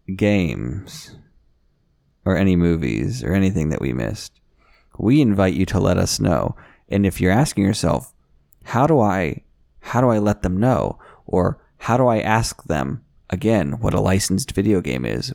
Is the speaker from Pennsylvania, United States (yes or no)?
yes; Washington, Pennsylvania, United States; I'm from Washington, Pennsylvania